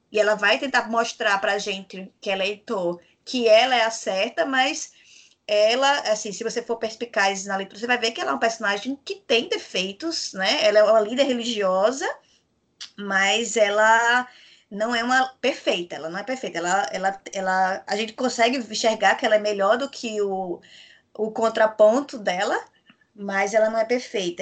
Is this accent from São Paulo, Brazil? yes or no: no; Rio Grande do Norte, Brazil; eu sou potiguar